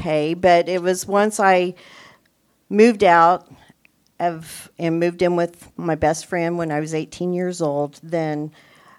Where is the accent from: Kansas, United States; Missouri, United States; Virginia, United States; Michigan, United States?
Kansas, United States; Topeka; I was born and raised here in Topeka, Kansas, 60 years ago